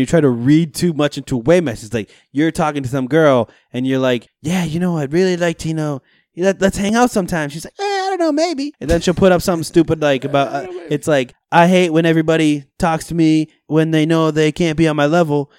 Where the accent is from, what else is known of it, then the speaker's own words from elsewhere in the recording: Rockland, Massachusetts, United States; I am from Rockland. I'm going to Springfield College. I'm going to be a freshman.